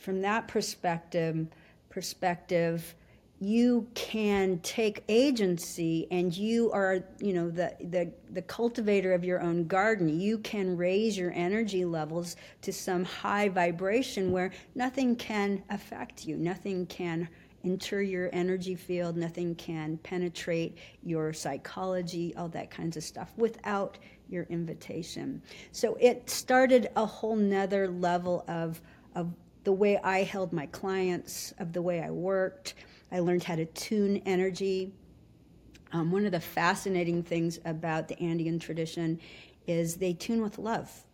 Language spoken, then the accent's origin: English; Anchorage, Alaska, United States; I was raised in Alaska. We moved up there when I was four years old